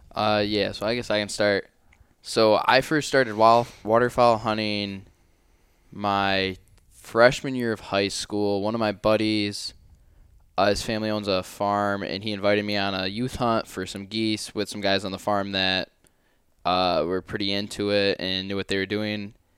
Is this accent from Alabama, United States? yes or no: no; Finger Lakes region, New York, United States; I'm from the Finger Lakes region in New York